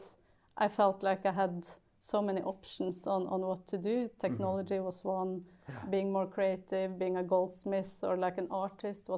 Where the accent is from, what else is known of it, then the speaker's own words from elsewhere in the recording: Gjøvik, Innlandet, Norway; I grew up in a little town of Gjøvik, which is in the middle of like eastern Norway.